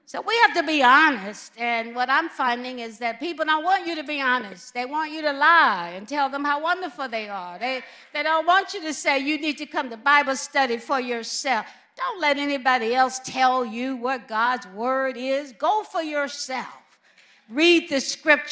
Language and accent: English; Alabama, United States; moved away; also born or lived in California / Midwest; growing up in Alabama was very painful